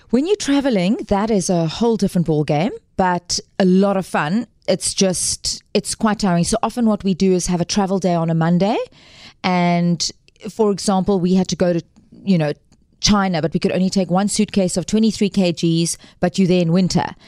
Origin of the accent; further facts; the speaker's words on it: Cape Town, Western Cape, South Africa; also born or lived in Johannesburg; originally from Cape Town and born and bred Capetonian